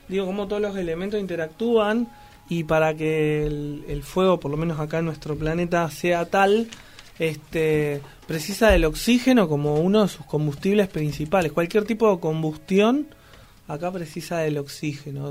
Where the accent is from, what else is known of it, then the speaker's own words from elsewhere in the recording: Argentina; Somos grosos, los argentinos